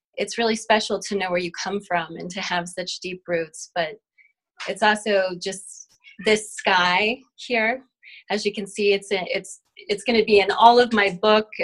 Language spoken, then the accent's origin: English; New Mexico, United States; My family has been Native New Mexicans for many lineages